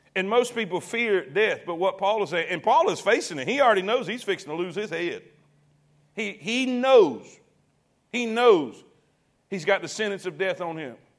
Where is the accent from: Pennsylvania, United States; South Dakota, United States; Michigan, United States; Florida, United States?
Florida, United States; South; moved away; I grew up in South Florida